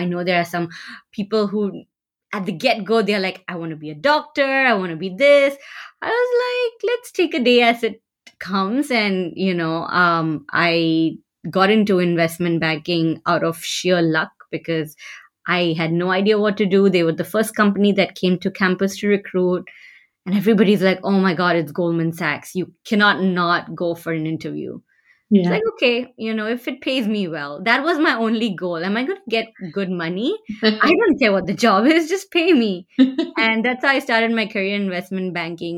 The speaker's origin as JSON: {"language": "English", "country": "Singapore", "tie": "born or raised there", "also_born_or_lived": "Patna, Bihar, India", "moved": "yes", "lives_now": "Bay Area, United States", "said": "most of my life, I've lived in Singapore growing up"}